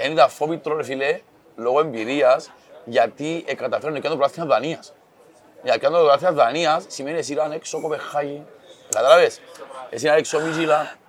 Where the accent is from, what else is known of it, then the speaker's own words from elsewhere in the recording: Cyprus; είμαι από την Κύπρο